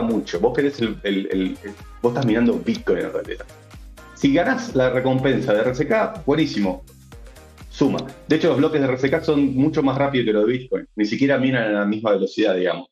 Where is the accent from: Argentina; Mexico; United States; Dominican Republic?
Argentina; Yo, soy argentino